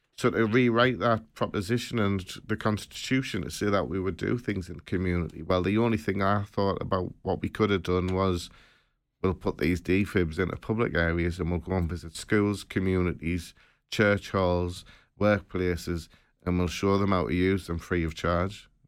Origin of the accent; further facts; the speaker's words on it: Sunderland, North East England, United Kingdom; from Sutherland